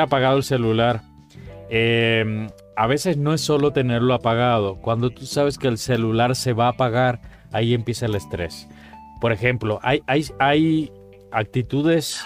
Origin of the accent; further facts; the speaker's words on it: Cuba; now in Mexico; Cuba, por ejemplo, mi país de origen, eh, porque mexicano soy de corazón, pero vengo de Cuba